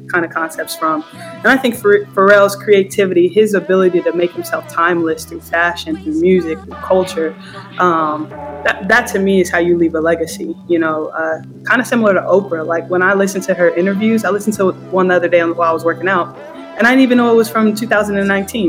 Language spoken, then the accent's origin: English; Compton area, Los Angeles, California, United States